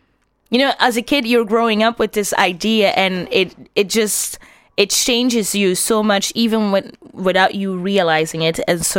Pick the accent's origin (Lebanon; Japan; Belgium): Belgium; Antwerp, Flanders; And I grew up in Antwerp. So yeah. I was surrounded by white Flemish people.